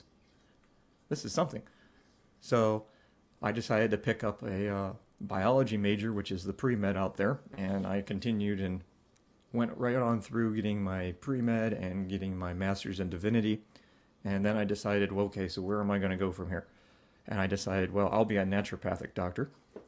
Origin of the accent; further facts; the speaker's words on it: Ohio, United States; I grew up in Ohio, and that's where I'm living currently